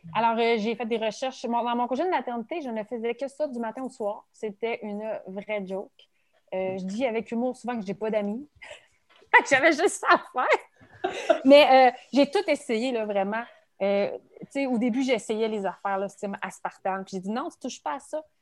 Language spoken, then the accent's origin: French; Quebec City, Quebec, Canada; je suis 100% québécoise. Et très fière de dire aussi que je suis, de la région de Québec, je suis de la région de la capitale nationale